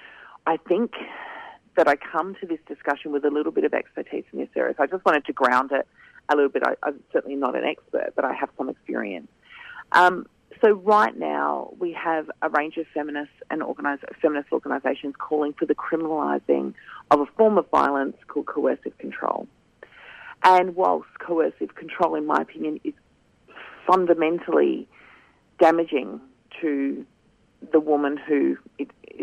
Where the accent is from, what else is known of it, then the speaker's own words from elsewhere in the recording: Kaurna Yerta, South Australia, Australia; I'm a Gunditj Mara woman, born and raised on Kaurna Yerta, and I'm calling in today from Kaurna country